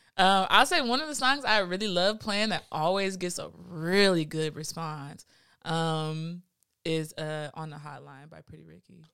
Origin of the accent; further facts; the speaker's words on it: Los Angeles, California, United States; I'm from West L A. Um, 'cause I went to high school and middle school in West L